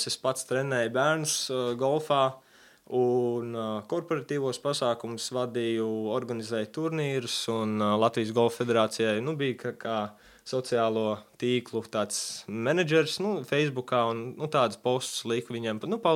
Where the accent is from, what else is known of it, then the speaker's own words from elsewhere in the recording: Texas, United States; born there; also born or lived in Latvia; es piedzimu, pats piedzimu Amerikā, Jā, Teksas štatā. Piedzimu sportista ģimenē.